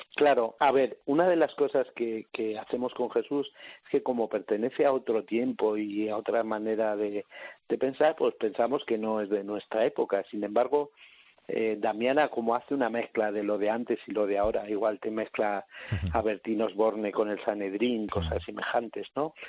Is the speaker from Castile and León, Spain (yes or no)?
yes; Salamanca, Castile and León, Spain; yo soy de Salamanca